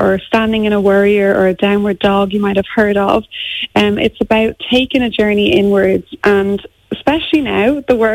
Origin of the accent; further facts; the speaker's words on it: Ireland; moved away as an adult; also born or lived in Auckland, New Zealand; we're so Irish